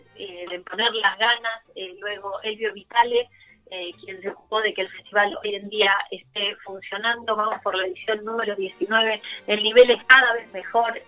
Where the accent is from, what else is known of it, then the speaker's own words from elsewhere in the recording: Buenos Aires, Argentina; yo nací acá en Buenos Aires, soy argentina